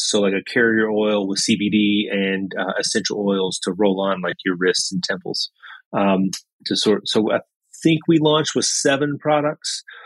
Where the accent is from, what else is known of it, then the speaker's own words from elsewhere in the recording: Lebanon, Kentucky, United States; I'm from Lebanon in Marion County. Uh, graduate of Marion County High School